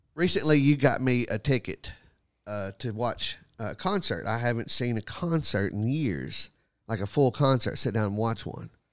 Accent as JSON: {"language": "English", "region": "Texas", "country": "United States", "tie": "born or raised there", "moved": "yes", "said": "I'm probably gonna be down for a few days in Texas. I will go to my hometown"}